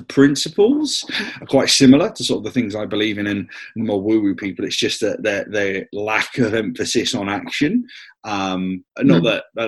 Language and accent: English; Somerset, South West England, United Kingdom; I'm just down from Somerset